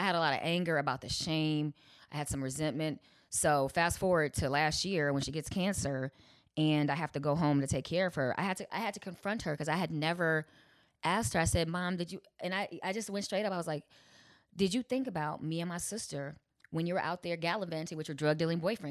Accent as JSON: {"language": "English", "town": "Chicago", "region": "Illinois", "country": "United States", "said": "I'm from Chicago"}